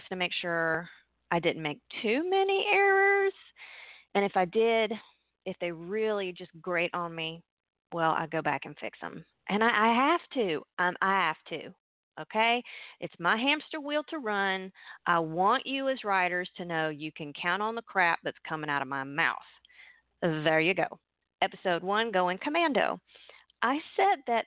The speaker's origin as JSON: {"language": "English", "area": "outside Pensacola", "region": "Florida", "country": "United States", "tie": "born or raised there", "said": "I was raised outside Pensacola, Florida, you know, Gulf of Mexico."}